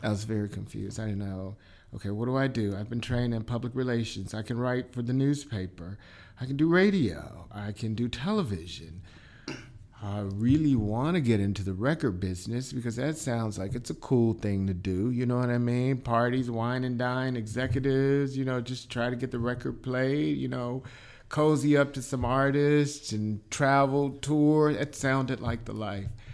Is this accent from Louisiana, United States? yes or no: no; Milwaukee, Wisconsin, United States; moved away; also born or lived in Chicago / Atlanta / Anguilla, Mississippi; I'm originally from Milwaukee